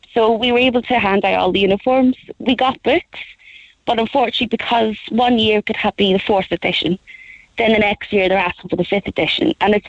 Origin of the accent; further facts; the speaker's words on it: Belfast, Northern Ireland, United Kingdom; now in Ireland; you can tell by my accent, I come from Belfast